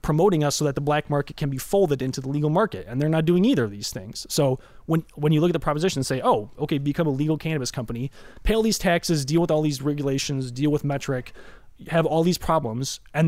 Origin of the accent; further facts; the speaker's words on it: Chicago, Illinois, United States; I'm from Chicago